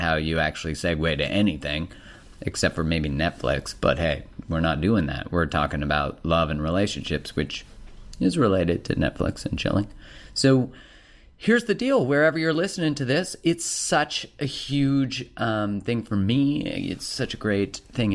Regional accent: Alberta, Canada; I'm from Alberta, which is the Texas of Canada.

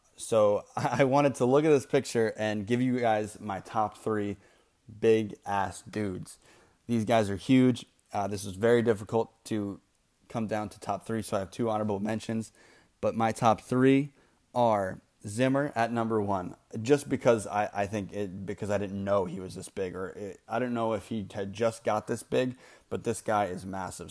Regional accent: Maine, United States; moved away as an adult; now in North Carolina, United States; I grew up in Maine. I went to college in North Carolina. I live here now in North Carolina.

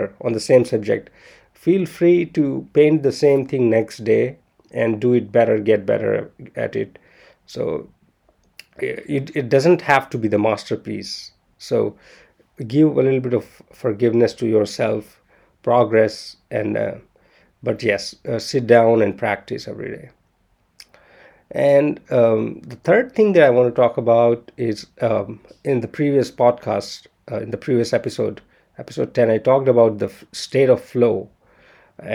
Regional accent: India; I'm Indian

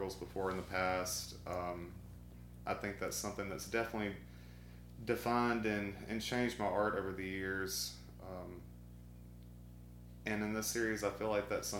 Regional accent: Arkansas, United States; moved away as an adult; also born or lived in Natchez, Mississippi / South Mississippi / New Orleans, Louisiana; now in Columbus, United States; I transferred with my dad up to Arkansas, and I started school there. And I lived there, finished high school

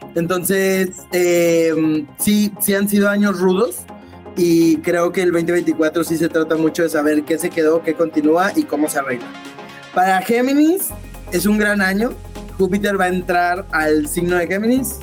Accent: Monterrey, Nuevo León, Mexico; moved away as an adult; also born or lived in United States; now in Austin, United States; yo viví toda la vida en Monterrey, Nuevo León, regio de, sangre

